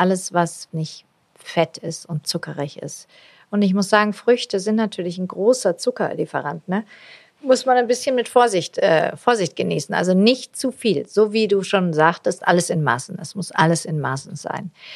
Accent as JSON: {"language": "German", "region": "Swabia", "country": "Germany", "said": "Ich bin Schwäbin"}